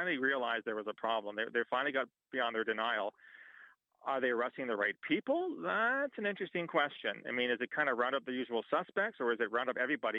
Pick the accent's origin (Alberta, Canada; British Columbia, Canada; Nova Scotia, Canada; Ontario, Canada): Ontario, Canada; London; I'm from London, which is not a great big town.